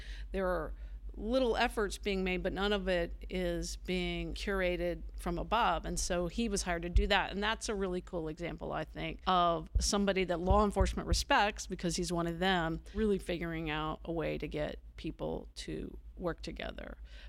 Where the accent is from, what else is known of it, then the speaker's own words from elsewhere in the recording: Appalachia, United States; you know, we're from Appalachia, we're country people, we're tough, we should be able to kick this on our own.